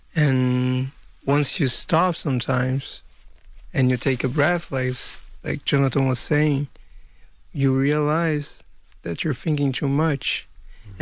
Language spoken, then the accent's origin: English; Brazil; now in Hudson Valley, United States; I'm a photographer from Brazil